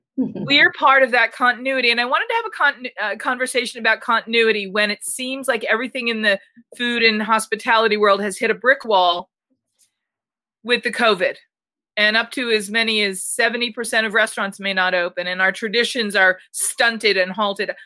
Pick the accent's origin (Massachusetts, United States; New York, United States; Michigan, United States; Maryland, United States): Massachusetts, United States; Newton; moved away; I'm originally from from Newton, Massachusetts, just outside of Boston